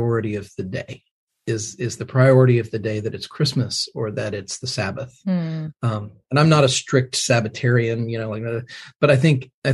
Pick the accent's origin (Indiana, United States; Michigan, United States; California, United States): Indiana, United States; now in Franklin, United States; raised in the Midwest. I'm an Indiana boy